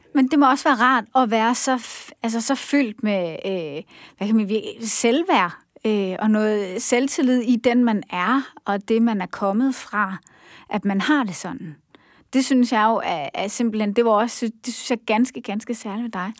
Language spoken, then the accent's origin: Danish; Denmark; som danskere